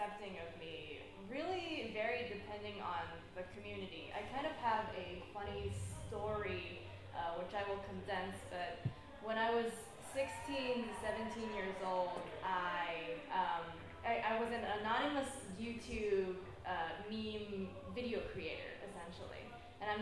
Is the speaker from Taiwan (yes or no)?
yes; Taipei, Taiwan; moved away; I grew up in Taipei